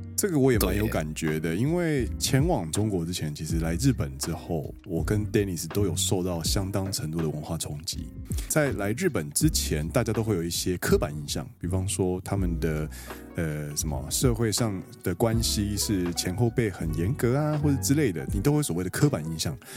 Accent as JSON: {"language": "Chinese", "region": "Kaohsiung", "country": "Taiwan", "moved": "as an adult", "lives_now": "Japan", "said": "其实身为高雄人来说"}